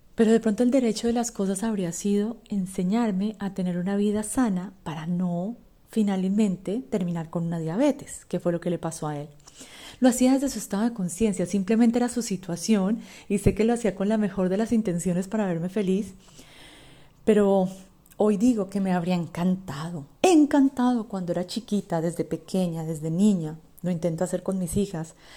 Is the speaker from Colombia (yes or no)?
yes; Colombia; yo soy colombiana y vengo de una sociedad en la que básicamente vivimos para comer.